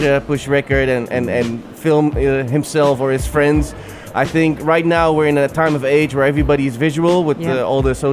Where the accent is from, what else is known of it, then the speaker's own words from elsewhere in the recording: Amsterdam, North Holland, Netherlands; now in United Arab Emirates; So I'm Iraqi Kurdish. My mom is Bulgarian. I grew up in Amsterdam, I live in the UAE right now